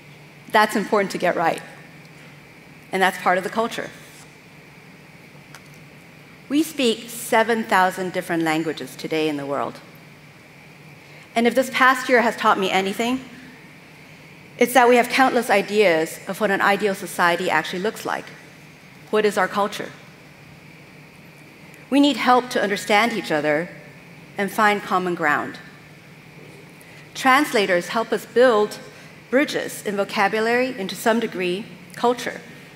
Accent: Vienna, Austria; also born or lived in California, United States; I'm from California, but I actually, let's see if this works. There we go. Grew up in Vienna, Austria.

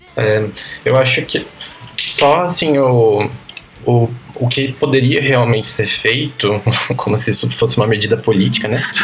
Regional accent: Piracicaba, São Paulo, Brazil; Eu cresci em Piracicaba, interior de São Paulo, uma cidade mais ou menos grande

